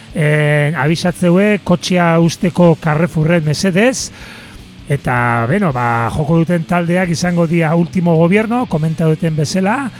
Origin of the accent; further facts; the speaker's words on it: Zarautz, Basque Country, Spain; herrira etorriko gea, gure herrira sarautzea